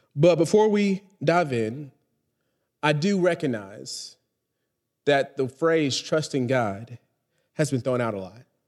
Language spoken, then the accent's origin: English; Texas, United States; now in Charlotte, United States; I'm, I'm from Texas